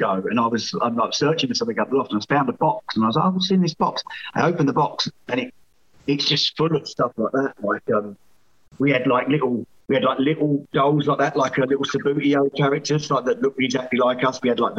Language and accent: English; Scotland, United Kingdom; But I'm from Fife, and when you try and turn your back on